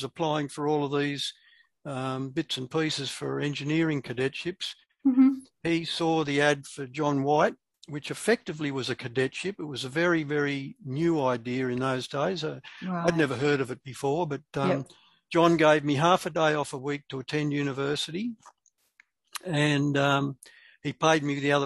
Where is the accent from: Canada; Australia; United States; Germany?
Australia; Sydney, New South Wales; Grew up at South Hurstville.